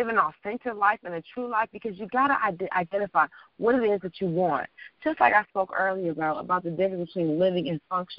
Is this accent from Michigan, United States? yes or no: yes; Detroit, Michigan, United States; moved away as an adult; also born or lived in New York / Washington, D.C. / Los Angeles; I'm from Detroit, and at the time I was living in New York